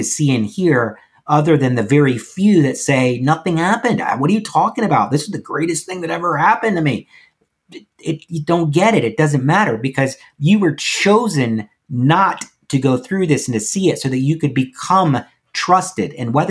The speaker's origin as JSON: {"language": "English", "town": "Nashville", "region": "Tennessee", "country": "United States", "said": "And I am from Nashville, Tennessee."}